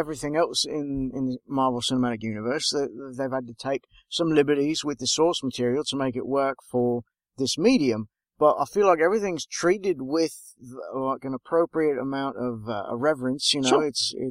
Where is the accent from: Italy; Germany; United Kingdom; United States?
United Kingdom; that's right. We're British.